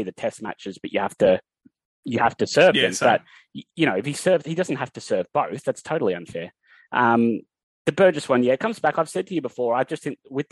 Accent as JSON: {"language": "English", "town": "Newcastle", "region": "New South Wales", "country": "Australia", "said": "I'm from Newcastle"}